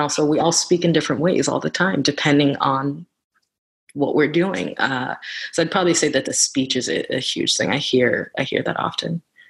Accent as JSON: {"language": "English", "region": "New York", "country": "United States", "said": "a lot of people tell me that I don't sound like I'm from New York, and I know what they're saying when they say that."}